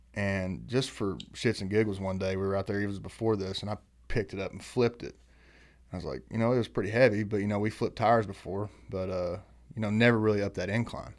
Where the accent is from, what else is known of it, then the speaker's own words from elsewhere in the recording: Eastern Kentucky, United States; where we grew up in Eastern Kentucky